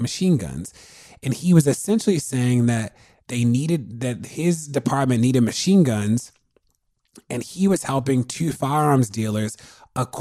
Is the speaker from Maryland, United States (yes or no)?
yes; Baltimore, Maryland, United States; I'm from Baltimore and deeply invested in the well-being in the state of Maryland.